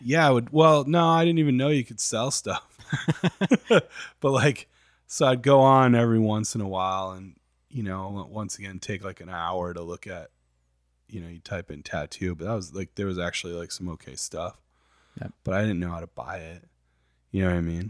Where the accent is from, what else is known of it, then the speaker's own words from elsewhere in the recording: Saginaw, Michigan, United States; I grew up in I grew up in Saginaw, Michigan